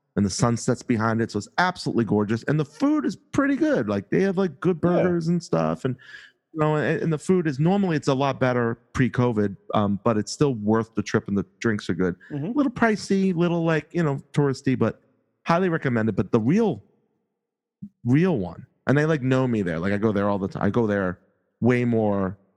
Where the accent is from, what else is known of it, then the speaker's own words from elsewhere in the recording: Boston, Massachusetts, United States; accent: Boston; my Boston accent, which I don't think is too bad